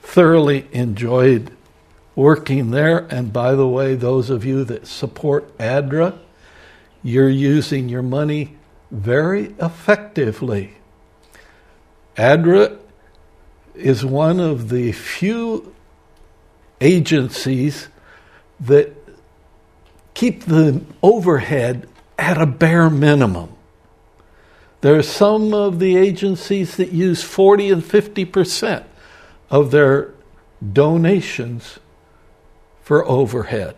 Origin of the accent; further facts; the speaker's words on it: Southern California, United States; moved away as an adult; also born or lived in Ohio; We were raised both in Southern California